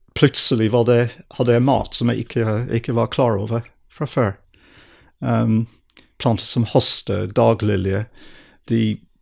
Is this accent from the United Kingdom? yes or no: yes; southern England, United Kingdom; Norwegian is a second language; moved away as an adult; also born or lived in Edinburgh, Scotland; now in Norway; jeg vokste opp i England, i Sør-England